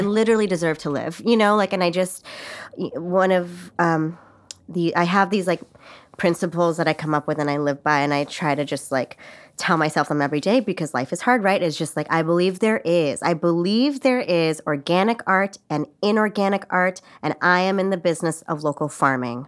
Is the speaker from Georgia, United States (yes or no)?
no; Los Angeles, California, United States; moved away as an adult; now in New York, United States; I'm from L